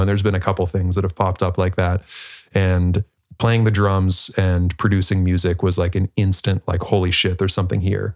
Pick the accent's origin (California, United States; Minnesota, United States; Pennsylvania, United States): Pennsylvania, United States; Pittsburgh; I was born in Pittsburgh, Pennsylvania, um, small suburb outside of there